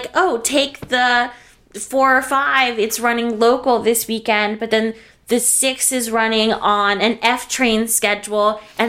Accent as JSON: {"language": "English", "region": "Texas", "country": "United States", "moved": "yes", "lives_now": "New York City, United States", "said": "I'm from Texas"}